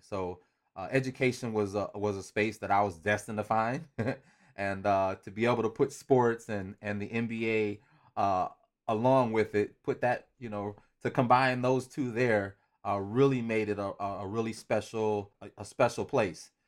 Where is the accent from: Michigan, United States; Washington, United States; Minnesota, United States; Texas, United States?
Michigan, United States; Romulus; hometown is Romulus, Michigan, which is, uh, pretty much about twenty minutes or so, uh, from Detroit